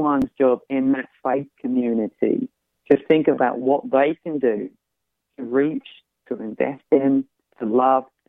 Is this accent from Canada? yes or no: no; United Kingdom; accent: UK; I grew up in the UK, and I grew up outside of the church